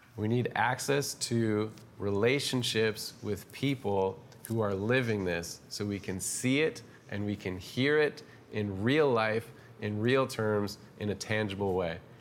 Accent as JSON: {"language": "English", "country": "Canada", "also_born_or_lived": "Toronto", "said": "we're Canadian"}